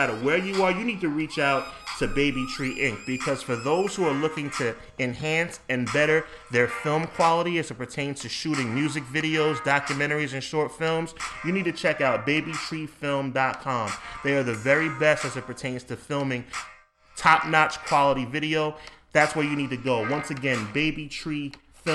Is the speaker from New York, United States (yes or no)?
yes; New York, United States; this show is recorded right here in New York in my hometown